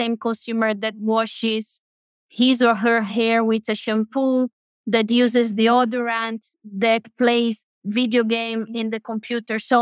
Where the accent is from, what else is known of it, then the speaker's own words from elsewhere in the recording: Brazil; moved away; I was raised in Brazil, one of the biggest Catholic countries in the world